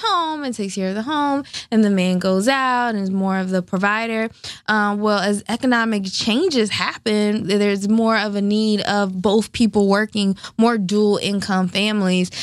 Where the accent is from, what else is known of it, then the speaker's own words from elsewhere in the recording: the South, United States; I'm from the South